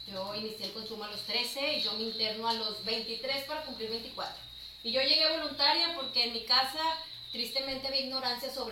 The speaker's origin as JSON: {"language": "Spanish", "region": "Chihuahua", "country": "Mexico", "lives_now": "Monterrey, Mexico", "said": "Sí, de hecho era de, Chihuahua."}